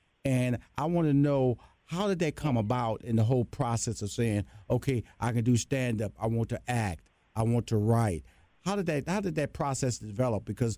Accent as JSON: {"language": "English", "town": "Houston", "region": "Texas", "country": "United States", "said": "I'm from Houston, Texas, a Southern boy, West Coast girl."}